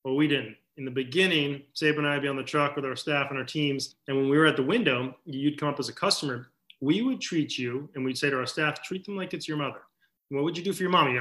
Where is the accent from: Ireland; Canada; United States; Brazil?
United States; Maine; moved away; when we were growing up in Maine